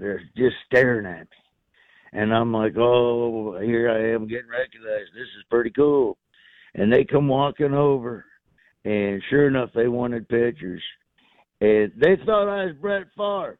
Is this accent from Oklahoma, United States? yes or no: no; Florida, United States; where I grew up in Florida